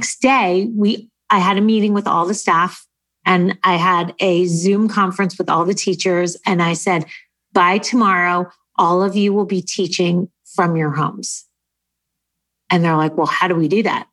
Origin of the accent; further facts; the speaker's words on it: United States; also born or lived in New Jersey; now in Los Angeles, United States; I'm from New York